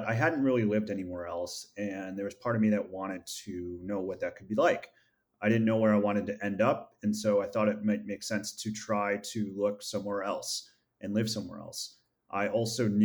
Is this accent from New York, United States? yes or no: yes; Rochester, New York, United States; moved away as an adult; from Rochester, New York. That's where I grew up, was born and raised